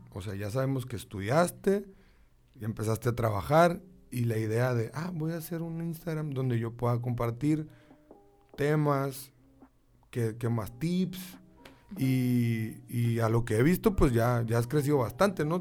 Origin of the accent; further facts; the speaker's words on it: Sonora, Mexico; así somos los sonorenses